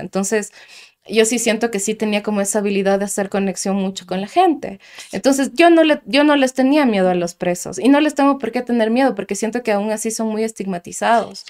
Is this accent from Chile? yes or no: no; Quito, Pichincha, Ecuador; moved away as an adult; yo vengo del sur de Quito orgullosamente